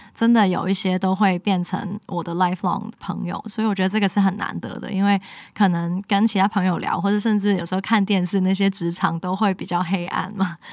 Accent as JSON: {"language": "Chinese", "country": "Hong Kong", "moved": "as an adult", "lives_now": "Taiwan", "said": "因为我是香港人嘛，然后我的家也发生很多事情"}